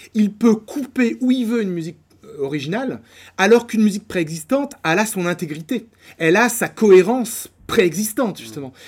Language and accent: French; Poitiers, Nouvelle-Aquitaine, France; moved away as an adult; now in Paris, France; je viens de Poitiers et donc j'ai fait mes études à Poitiers